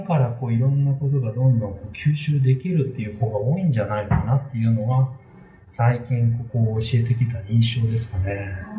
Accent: Wakayama, Japan; now in Kobe, Japan; 出身は和歌山県なんですけれども、えっ、ー、と、こちらの神戸に移って

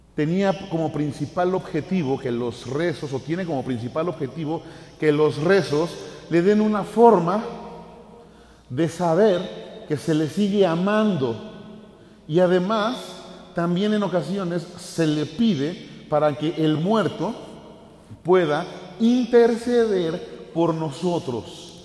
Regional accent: Mexico

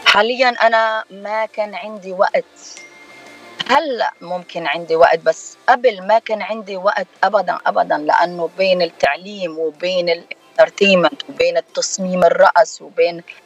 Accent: Lebanon; now in United States; أنا من لبنان

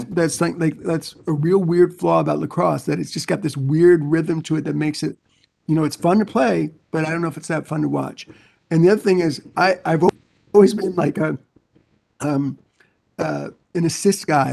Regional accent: New York, United States; moved away as an adult; I grew up in New York

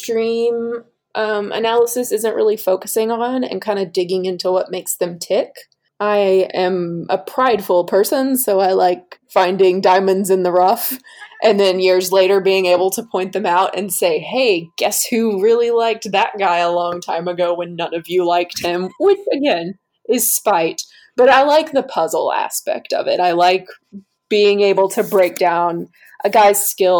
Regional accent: North Georgia, United States; I grew up in North Georgia, where I was basically smack dab between Nashville

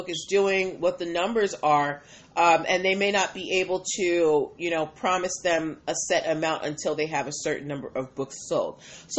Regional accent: Boston, Massachusetts, United States; I'm from Boston.

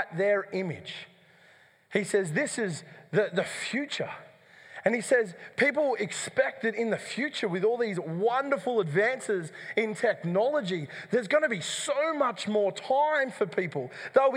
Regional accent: Dubbo, New South Wales, Australia; the church that I grew up in Dubbo

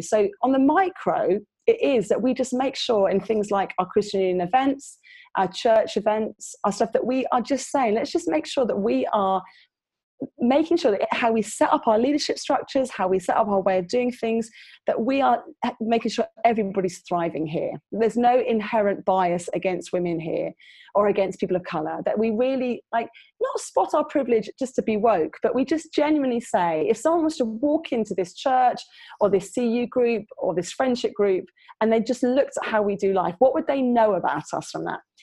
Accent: London, United Kingdom; now in Preston, United Kingdom; currently living in Preston in the northeast, the mighty north, which is not quite as north as you guys up in Durham, but it's pretty far because I grew up in London

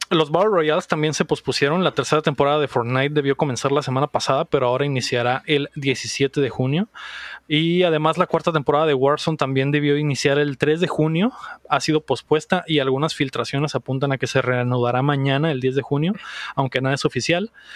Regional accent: Mexico; como mexicanos, güey, creo que, creo que no tenemos esas sensibilidades todavía, güey. O sea, güey, crecimos en una, en un país

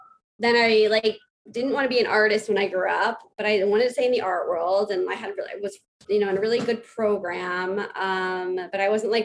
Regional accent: New York City, New York, United States; I grew up on the Upper East Side, Manhattan

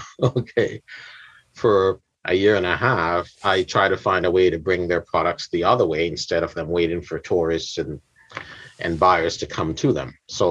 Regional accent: Jamaica; I'm from Yad, from Jamaica.

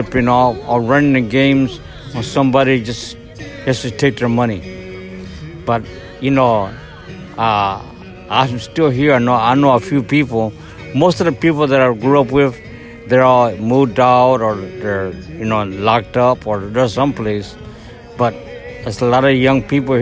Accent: Los Angeles, California, United States; also born or lived in New Mexico; I came out here from New Mexico when I was young, in 1955, and I was raised on a beach

